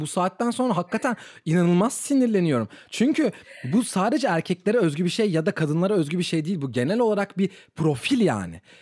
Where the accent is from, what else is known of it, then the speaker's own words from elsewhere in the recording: Turkey; ben Türk'üm